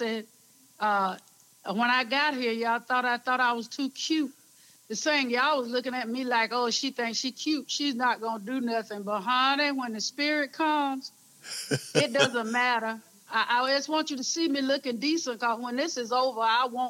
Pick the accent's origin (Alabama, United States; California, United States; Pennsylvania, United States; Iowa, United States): Alabama, United States; Ozark; moved away; I am from Ozark, Alabama. Preacher's kid